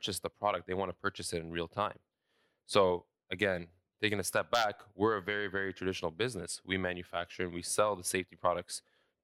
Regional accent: Saudi Arabia; also born or lived in London, Ontario, Canada; now in Canada; I was born and raised in Saudi Arabia. I moved to Canada in 2004 in Ontario, specifically London.

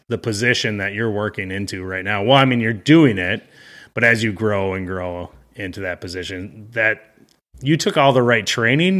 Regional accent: Midwest, United States; I'm from the Midwest, so I get both extremes of weather where I live

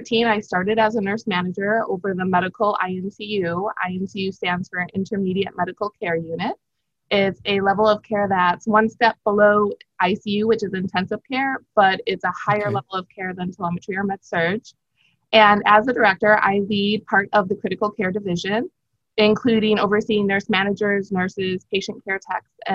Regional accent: outside of Chicago, Illinois, United States; moved away as an adult; now in Miami, United States; Born and raised in the Midwest, slightly outside of Chicago, Illinois.

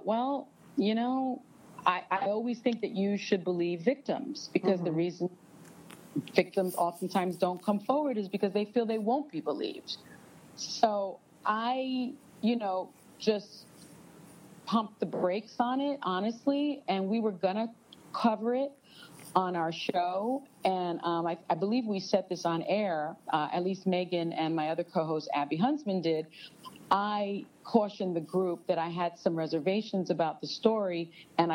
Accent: New York, United States; I'm a New Yorker

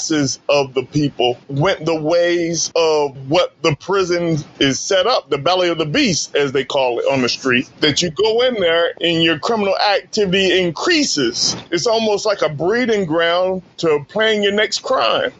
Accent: Sussex County, Delaware, United States; I grew up in Sussex County, Delaware

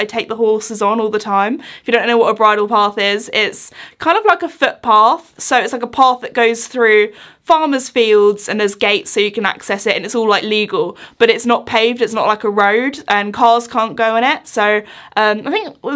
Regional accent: United Kingdom; growing up in the British countryside as a kid and still living there now.

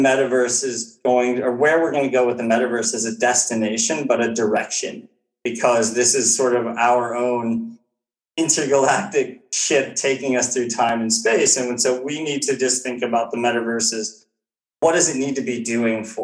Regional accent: United States; as an American

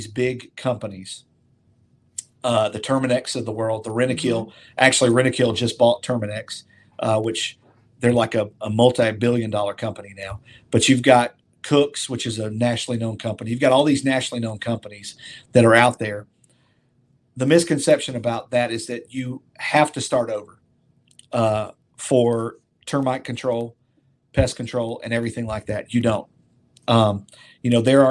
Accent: Opelika, Alabama, United States; I was born and raised here in Opelika. You know, I graduated high school in Opelika. This is my town.

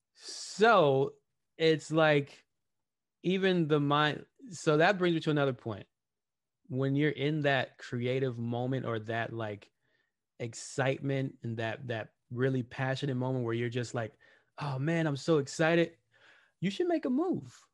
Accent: Los Angeles, California, United States; I grew up in Watts, I grew up in the hood

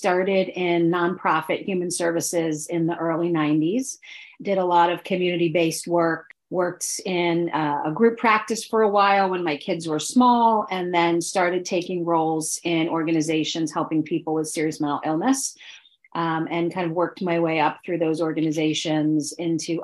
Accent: outside New York City, northern New Jersey, United States; now in Philadelphia, United States; I grew up outside of New York City in a part of northern New Jersey, or central northern New Jersey.

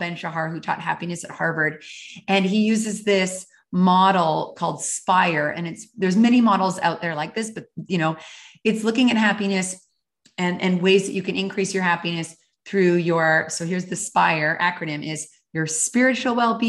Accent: Calgary, Alberta, Canada; moved away as an adult; And I really rediscovered it sort of in my early 20s when I moved from Calgary, Alberta to Honolulu, Hawaii.

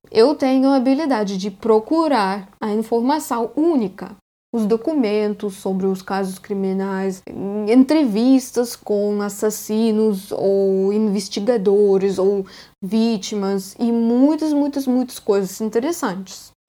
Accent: Russia; Portuguese is a second language; eu sou russa e português não é minha língua nativa.

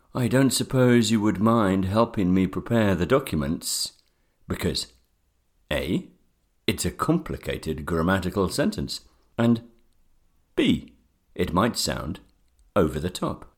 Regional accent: England, United Kingdom; I am from England. in the United Kingdom

